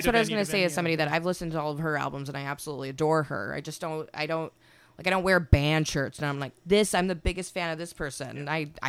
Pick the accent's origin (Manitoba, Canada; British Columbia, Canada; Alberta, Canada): Manitoba, Canada; Winnipeg; I guess it did when I lived there, because it was like Utah. It's kind of like I feel like Winnipeg is a bit separated from everything.